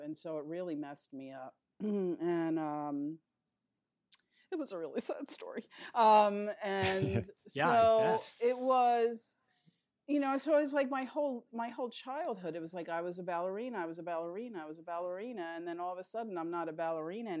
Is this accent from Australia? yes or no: no; Philadelphia, Pennsylvania, United States; moved away as an adult; also born or lived in New York City; now in Los Angeles, United States; I was born in New York, but I was pretty much raised in Philadelphia